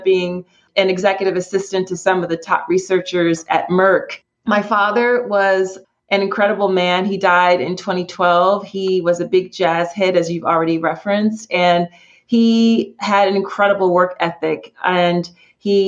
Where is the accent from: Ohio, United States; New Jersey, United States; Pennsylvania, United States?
Pennsylvania, United States; Philadelphia; also born or lived in London / Sri Lanka / New York City; I grew up in the city, in Philadelphia, in a community called Mount Airy.